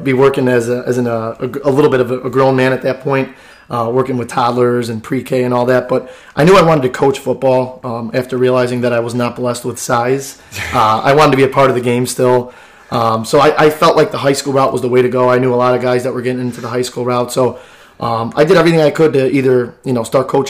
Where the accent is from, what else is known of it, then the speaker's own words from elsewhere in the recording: Wood Dale, Illinois, United States; I grew up actually in Wooddale